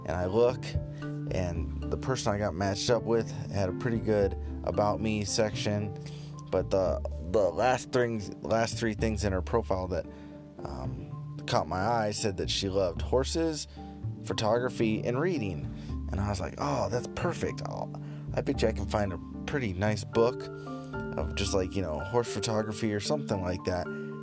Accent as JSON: {"language": "English", "country": "United States", "said": "me being an American tourist"}